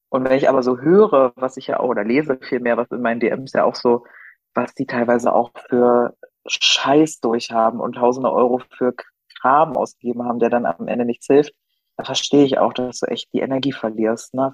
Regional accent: Berlin, Germany; Ja, nicht als Berliner, ne? Als Berliner ist man ja, ich meine, ich nenne das immer Kiez-Nazi.

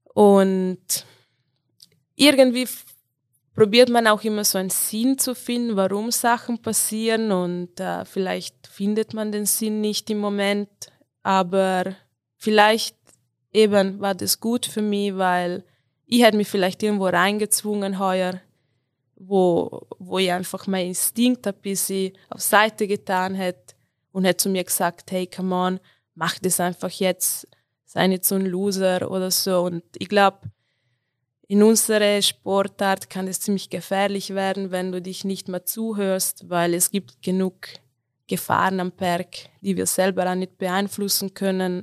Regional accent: South Tyrol, Trentino-Alto Adige, Italy; moved away as an adult; now in Tyrol, Austria; Ich komme aus Südtirol, äh, aus den Dolomiten, aber ich bin schon acht Jahre in Tirol mittlerweile

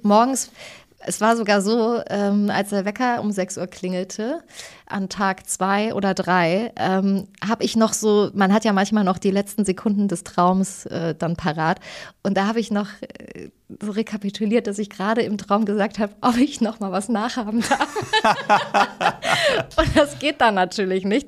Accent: Thuringia, Germany; ich bin ja aus Thüringen

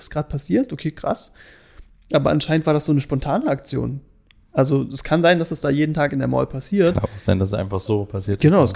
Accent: Germany; Und wir so, na, wir sind Deutsche.

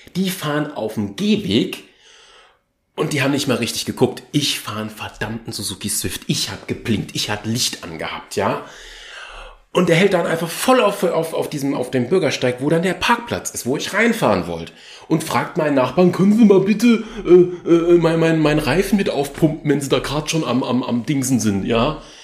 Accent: Germany; ich bin Deutscher, also wenn man es genau nimmt, ich bin Achtel Tscheche, aber hauptsächlich ist meine Familienader eher deutsch geprägt.

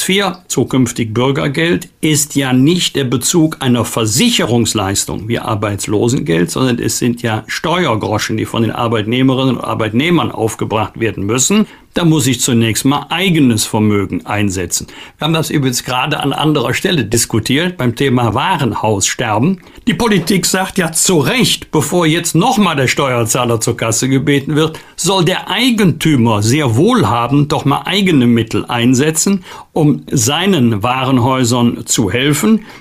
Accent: Germany; wir als Deutsche und Europäer

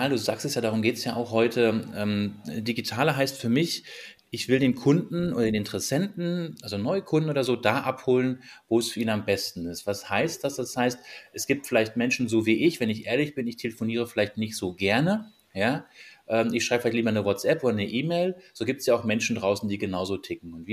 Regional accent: Maintal, Hesse, Germany; bin 44 Jahre alt, verheiratet, drei Kinder, komme aus dem Raum Frankfurt, aus dem schönen Maintal, direkt am Main.

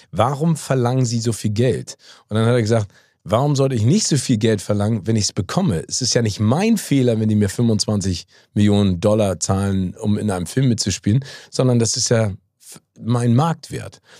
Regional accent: United States; moved away; Ich bin ja in Amerika geboren und habe da auch ganz viel Zeit verbracht

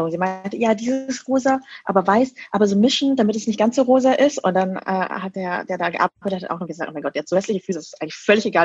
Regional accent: Bavaria, Germany; Also ich bin auch in Niederbayern groß geworden, super konservative Gegend, Kleinstadt.

